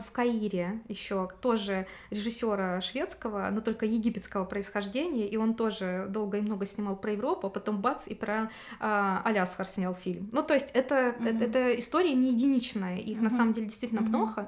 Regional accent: Russia

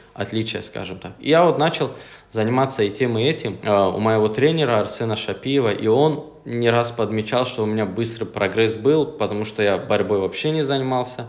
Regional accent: Makhachkala, Dagestan, Russia; also born or lived in Gumi, Laksky District (ancestral village); я именно из Махачкалы. Я родился, живу в Махачкале, но родом как бы я с этого села

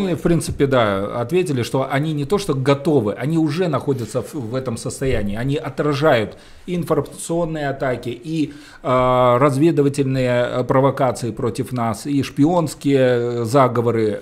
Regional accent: Belarus; Мы белорусы

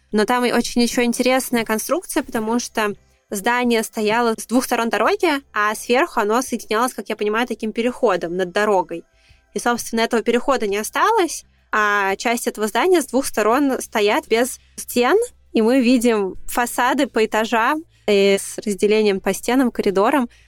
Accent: Russia; moved away as an adult; now in Serbia; И я уже тоже сидела в такой панике, господи, я же уезжаю из России

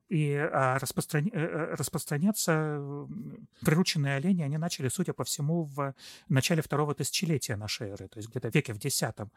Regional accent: southern Komi Republic, Russia; Я родился в Коме, правда. Я родился на юге республики Коми

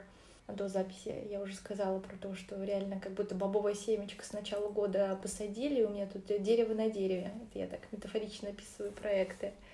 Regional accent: Orenburg, Orenburg Oblast, Russia; also born or lived in Uzbekistan; Я родилась вообще, конечно же, в Узбекистане, а росла в Оренбурге

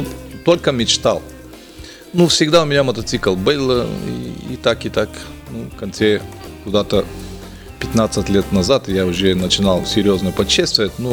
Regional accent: Bulgaria; Russian is a second language; ну, я из Болгарии, там история нормально, все. Образование было нормально.

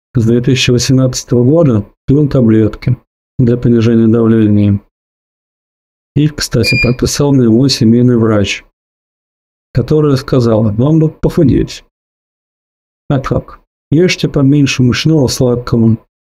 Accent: Tallinn, Harju County, Estonia; Я из Прибалтики, город Таллин.

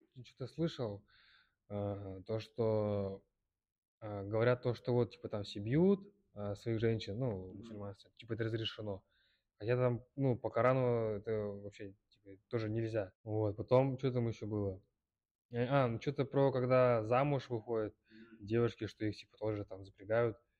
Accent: Kyrgyzstan; я из Кыргызстана, из мусульманской семьи

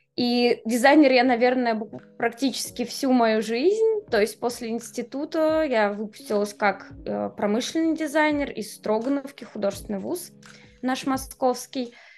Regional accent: Moscow, Russia; moved away as an adult; now in Amsterdam, Netherlands; Я вообще москвич до мозга костей. Я родилась там, выросла.

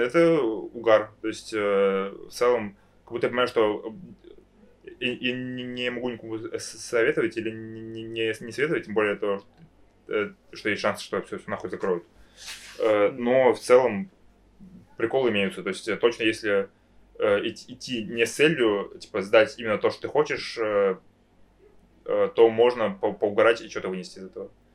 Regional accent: Moscow, Russia; я, я рос в Москве, типа, в сильно либеральном обществе

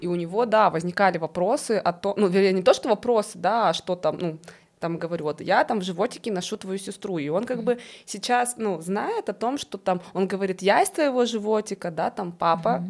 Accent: Russia; moved away; я вообще из России

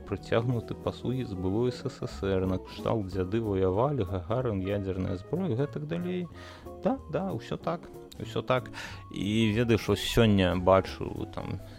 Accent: Belarus; мы як беларусы мы цалкам такія яшчэ маладыя так у нас там працэсы толькі-толькі пачалі будавацца

